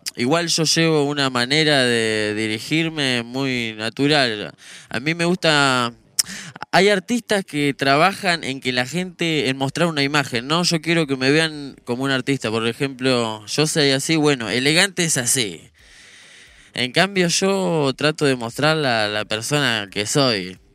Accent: General Rodríguez, Buenos Aires Province, Argentina; Ese era yo andando por General Rodríguez, por todo lado

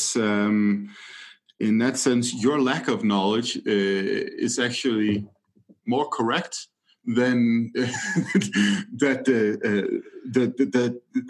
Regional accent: Denmark; my home country, Denmark

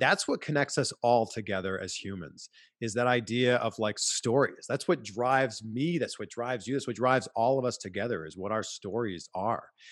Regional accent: Pickering, Ontario, Canada; I was four years old growing up in Pickering, Ontario, Canada

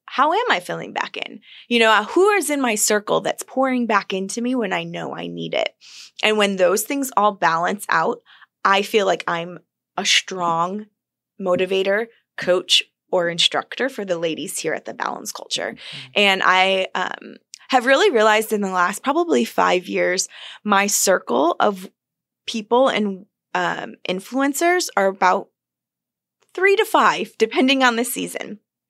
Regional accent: Buffalo, New York, United States; Buffalo, New York.

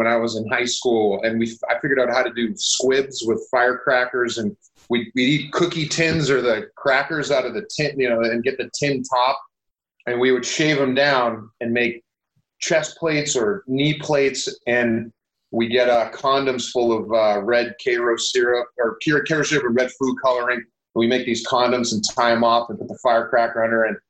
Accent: Western Pennsylvania, United States; born or raised there; moved away

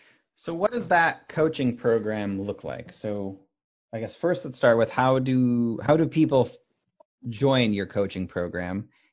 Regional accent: Elkhart, Indiana, United States; also born or lived in South Bend, Indiana; now in New England, United States; Technically, I grew up in Elkhart, Indiana, which is right next door to South Bend.

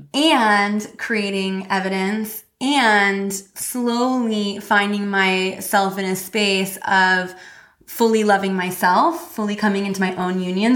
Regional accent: Missouri, United States; I grew up in Missouri Midwest

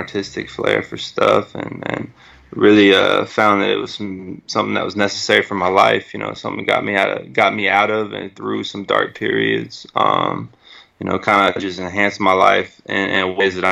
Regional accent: Bryan, Texas, United States; I'm originally from Bryan, Texas

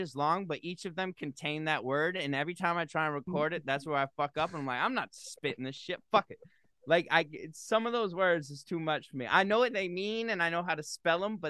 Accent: Massachusetts, United States; I grew up in Massachusetts

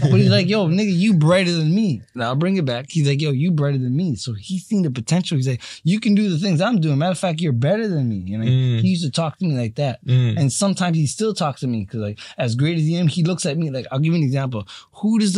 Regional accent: Markham, Ontario, Canada; I'm from Markham.

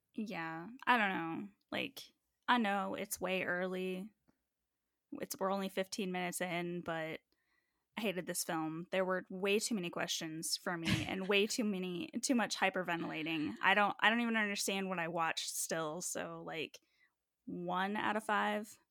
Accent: United States; I'm that American

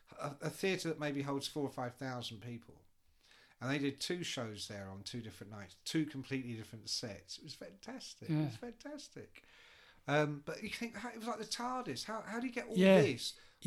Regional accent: England, United Kingdom; I'm English.

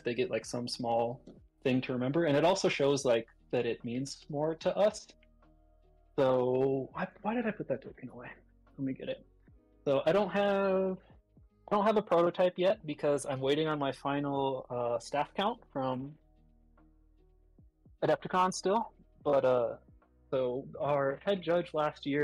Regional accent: United States; also born or lived in North Carolina; I'm American, right? I live in North Carolina

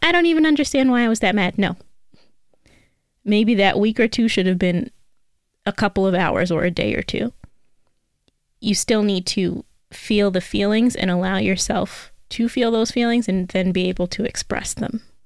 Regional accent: New York City, New York, United States; I am from New York. I'm a native New Yorker, and I learned how to drive in the Bronx

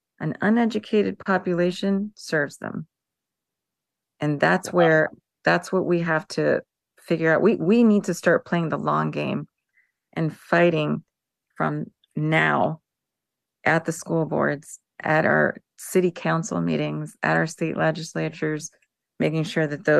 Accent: Florida, United States; I'm from Florida

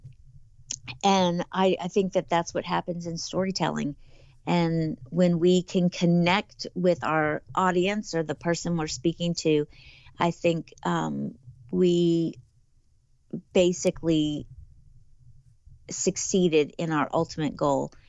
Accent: the South, United States; now in Tennessee, United States; I am a Southerner

